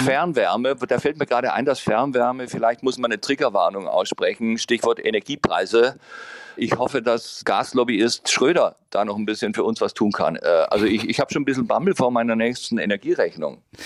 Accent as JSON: {"language": "German", "region": "Baden-Württemberg", "country": "Germany", "tie": "born or raised there", "said": "ich bin ja im Piet Kong gebiet aufgewachsen in Baden-Württemberg."}